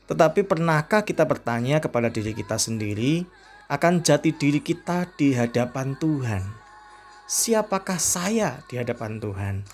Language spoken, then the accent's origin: Indonesian; Indonesia; saya berasal dari Indonesia.